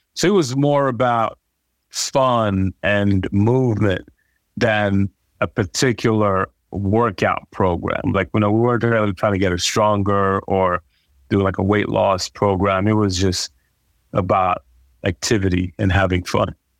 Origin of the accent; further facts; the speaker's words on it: Nigeria; growing up in Nigeria